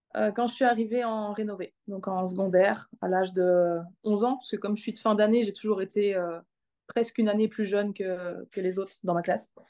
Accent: Arlon, Wallonia, Belgium; J'ai grandi en Belgique, dans le sud de la Belgique, pas très loin de là où je vis maintenant

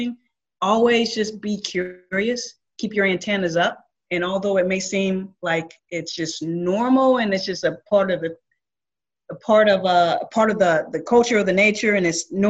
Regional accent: St. Louis, Missouri, United States; I come from St. Louis, and we definitely have our racial inequalities there too

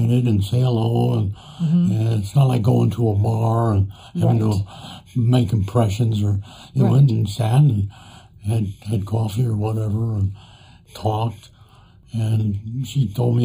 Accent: New Jersey, United States; also born or lived in Brooklyn, New York; I grew up in New Jersey

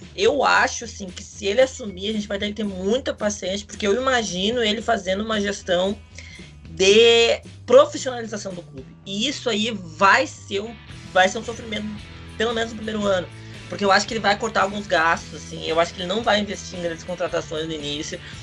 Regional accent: South Region, Brazil; nós que somos do Sul

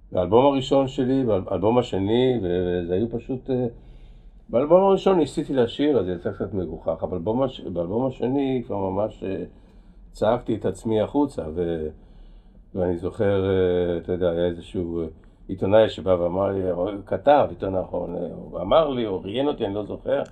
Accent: Kraków, Lesser Poland, Poland; now in Israel; נולדתי בפולין

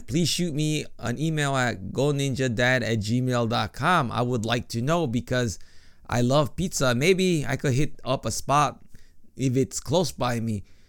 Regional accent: Chicago, Illinois, United States; now in Japan; I grew up in Chicago

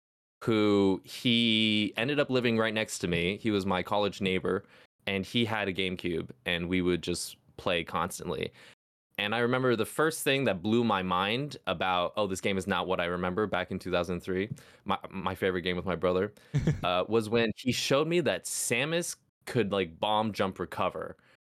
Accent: Hong Kong; now in United States; Yeah, so, I mean, I grew up in Hong Kong, actually. So, was born in the States. I'm mixed.

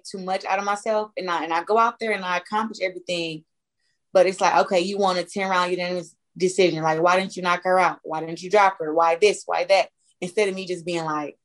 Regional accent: Flint, Michigan, United States; growing up in Flint, like, I think I always had to be mentally strong

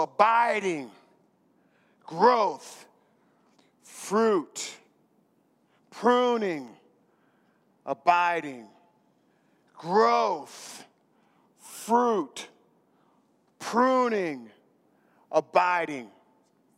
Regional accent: North Pole, Alaska, United States; I was raised in North Pole, Alaska.

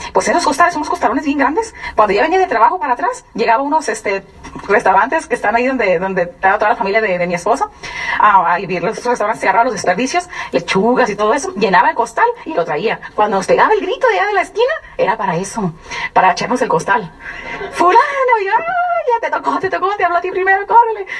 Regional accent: San Luis Río Colorado, Sonora, Mexico; also born or lived in Durango; nací en Sonora, en San Luis Río Colorado, Sonora, pero mi, sangre, mi raza, soy duranguense

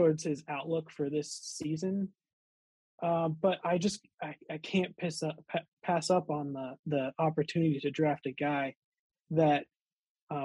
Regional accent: Columbus, Ohio, United States; I'm from Columbus, Ohio. I'm a two-time Buckeye grad.

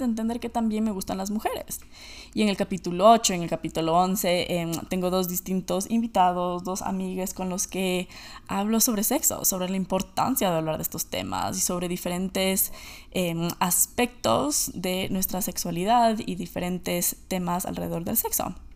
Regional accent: Ecuador; moved away as an adult; also born or lived in United States; Yo nací y crecí en Ecuador

